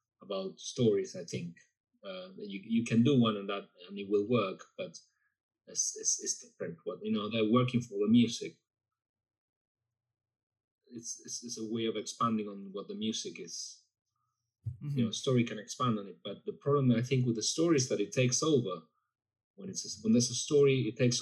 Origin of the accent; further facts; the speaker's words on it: Buenos Aires, Argentina; moved away; I'm from Buenos Aires, and it's very, very, it's a culture that's quite influenced by Paris in particular